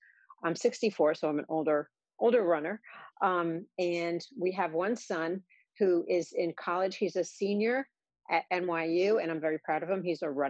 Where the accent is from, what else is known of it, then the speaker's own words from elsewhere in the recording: Pawtucket, Rhode Island, United States; also born or lived in Boston, Massachusetts; now in Ellicott City, United States; Okay. Well, I grew up in Rhode Island, a little town called Pawtucket, Rhode Island. And so New England is really in my blood.